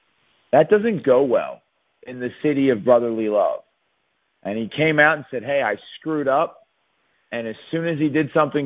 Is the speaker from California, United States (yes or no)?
no; Philadelphia, Pennsylvania, United States; my hometown, Philadelphia